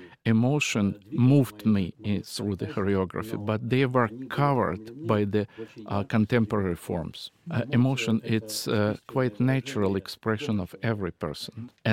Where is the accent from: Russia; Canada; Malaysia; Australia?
Russia; Siberia; born there; And after the war ended, I was born in Siberia, taiga.